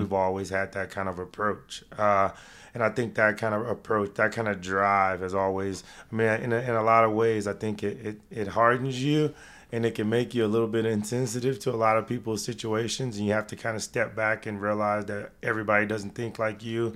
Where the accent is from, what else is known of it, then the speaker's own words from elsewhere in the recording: Dallas, Texas, United States; To do it in my hometown